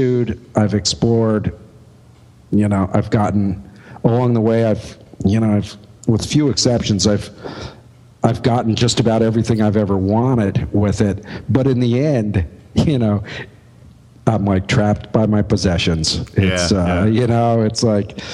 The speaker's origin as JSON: {"language": "English", "region": "upstate New York", "country": "United States", "tie": "born or raised there", "moved": "as an adult", "lives_now": "Philadelphia, United States", "said": "I lived in my hometown for the first 25. So I'm more of a Philadelphian than an upstate New Yorker at this point"}